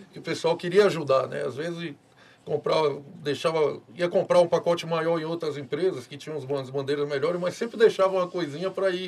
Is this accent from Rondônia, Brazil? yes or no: no; Ilhéus, Bahia, Brazil; now in Luís Eduardo Magalhães, Brazil; É, eu sou de Ilhéus, né? Ilhéus é uma cidade turística, né?